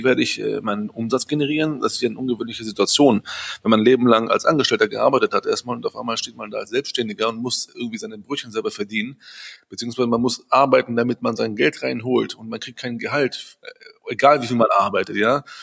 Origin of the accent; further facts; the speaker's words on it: Düsseldorf, North Rhine-Westphalia, Germany; Äh, aber ich bin in Düsseldorf, mehr Düsseldorfer als Grieche, fast muss ich fast sagen. Weil ich, bin ja hier aufgewachsen, groß geworden.